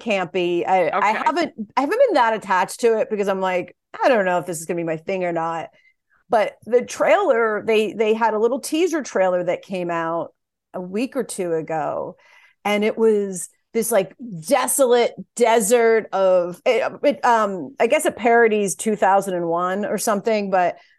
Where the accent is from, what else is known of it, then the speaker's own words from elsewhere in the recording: Delaware, United States; I grew up in Delaware